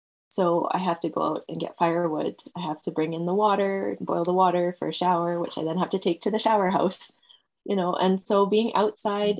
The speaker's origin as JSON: {"language": "English", "town": "Edmonton", "region": "Alberta", "country": "Canada", "tie": "born or raised there", "also_born_or_lived": "England / Red Deer, Alberta", "said": "having spent a lot of my years growing up in Edmonton"}